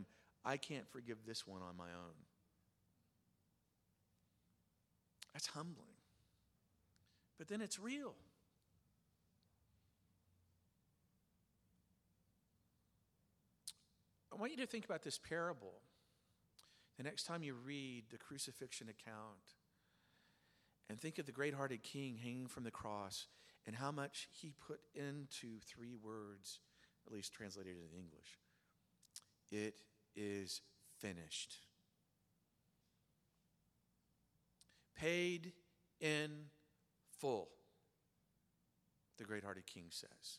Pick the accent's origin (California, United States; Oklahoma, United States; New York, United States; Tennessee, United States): Oklahoma, United States; I grew up in Oklahoma